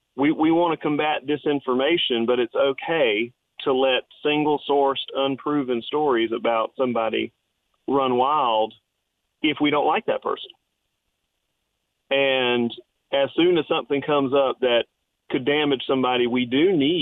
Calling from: Florence, South Carolina, United States; from Florence.

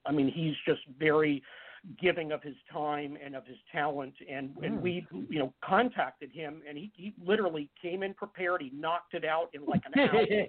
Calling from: Lafayette, California, United States; I'm calling from Lafayette, California.

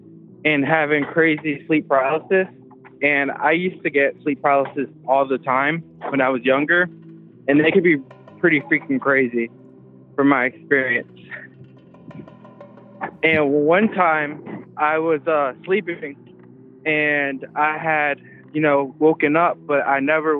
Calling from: Florida, United States; I'm calling from Florida.

